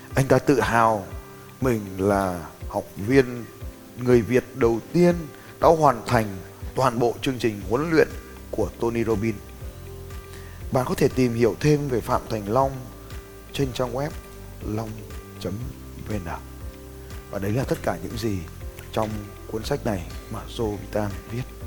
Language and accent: Vietnamese; Vietnam; tên tuổi của tôi, một người Việt Nam